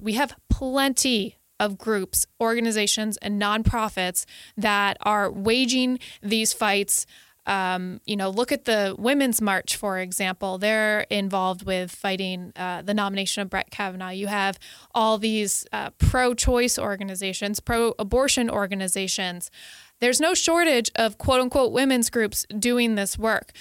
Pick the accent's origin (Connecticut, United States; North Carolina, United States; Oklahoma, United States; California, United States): Connecticut, United States; I'm from Connecticut, and my, uh, s, my senator